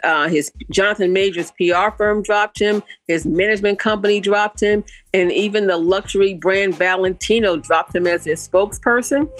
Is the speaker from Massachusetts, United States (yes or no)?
yes; Boston, Massachusetts, United States; my hometown of Boston, Massachusetts